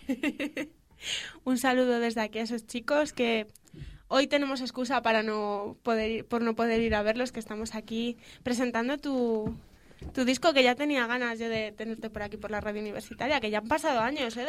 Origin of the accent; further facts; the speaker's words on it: León, Castile and León, Spain; para los conciertos de León, porque la gente solemos ser bastante más paraditos